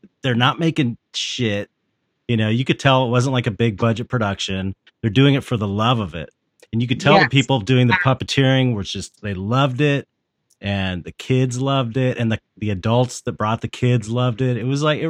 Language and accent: English; West Coast, United States; I'm from the West Coast.